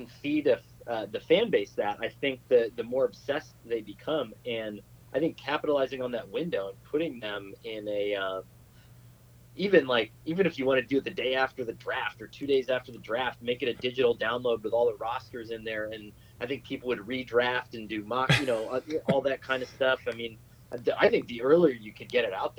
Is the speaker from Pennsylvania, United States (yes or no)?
yes; Northeast Pennsylvania, United States; I grew up in Northeast PA, so it was all Steelers and Eagles fans, a couple Giants fans.